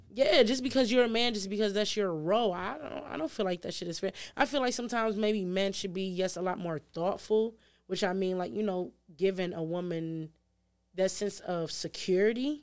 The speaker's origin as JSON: {"language": "English", "town": "Detroit", "region": "Michigan", "country": "United States", "tie": "born or raised there", "said": "I grew up in the city. I grew up in Six Mile and Shaner, but I got, took out of the city when I was, like, ten"}